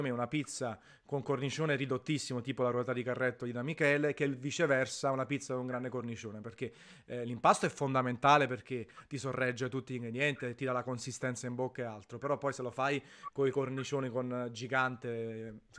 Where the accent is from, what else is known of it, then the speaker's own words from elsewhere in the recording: Naples, Campania, Italy; Tanto la conoscono i miei lettori, visto che sono napoletano, ogni tanto gli spiego, faccio lezioni di napoletano.